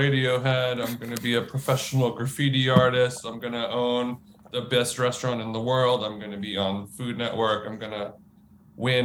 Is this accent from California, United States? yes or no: yes; Orange County, California, United States; I grew up in Orange County in California